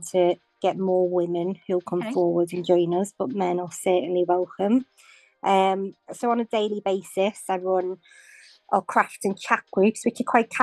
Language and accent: English; Liverpool, North West England, United Kingdom; now in Waterlooville, United Kingdom; I'm from Liverpool, but I'm now living in Waterlooville in Hampshire